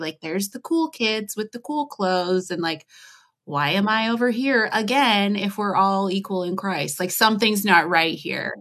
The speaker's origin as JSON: {"language": "English", "country": "United States", "accent": "American", "said": "I'm obviously American, you can tell from how I speak"}